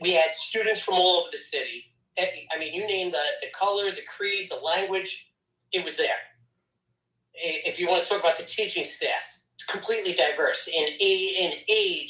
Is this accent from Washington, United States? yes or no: no; Long Island, New York, United States; I'm born and raised on Long Island